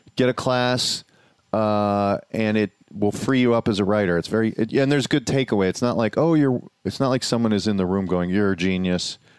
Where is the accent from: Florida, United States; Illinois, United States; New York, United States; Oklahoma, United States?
Illinois, United States; Chicago; I grew up on the South Side